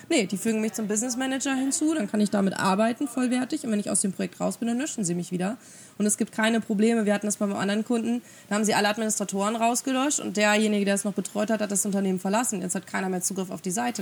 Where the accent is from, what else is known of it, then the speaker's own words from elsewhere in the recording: Germany; bei uns in Deutschland